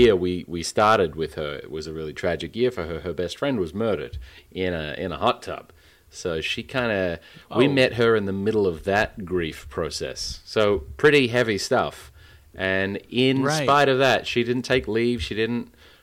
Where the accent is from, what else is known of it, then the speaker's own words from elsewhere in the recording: Western Australia, Australia; my home state